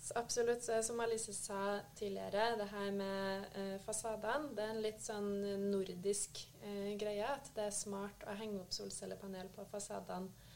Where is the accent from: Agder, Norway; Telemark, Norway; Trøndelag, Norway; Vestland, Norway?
Trøndelag, Norway; moved away as an adult; jeg er en trønder som har forvilla meg sørover da jeg fikk jobbtilbud i Nordkonsult